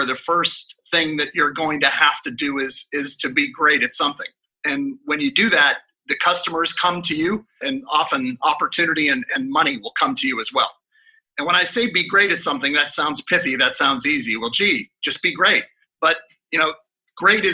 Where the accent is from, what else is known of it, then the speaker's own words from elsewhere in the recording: Pittsburgh, Pennsylvania, United States; moved away; also born or lived in Texas; My hometown of Pittsburgh, Pennsylvania